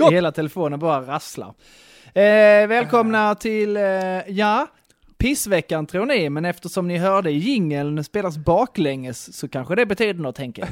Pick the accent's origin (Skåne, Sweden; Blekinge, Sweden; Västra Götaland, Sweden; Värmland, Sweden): Skåne, Sweden; Broby; Jag vet en, eh, en dam i, hemma i Broby